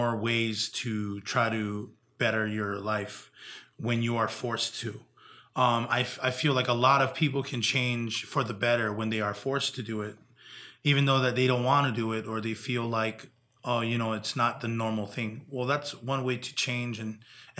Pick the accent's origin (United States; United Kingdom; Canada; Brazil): United States; Big Island, Hawaii; growing up in Big Island, Hawaii